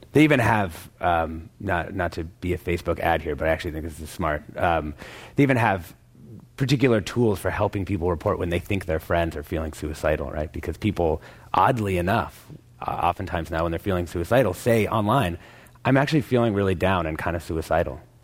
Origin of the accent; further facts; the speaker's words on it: Vancouver, Washington, United States; my hometown in Vancouver, Washington